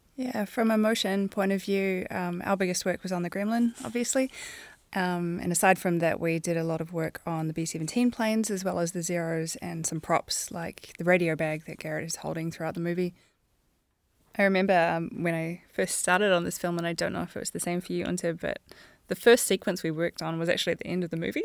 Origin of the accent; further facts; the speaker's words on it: New Zealand; a female Kiwi animation supervisor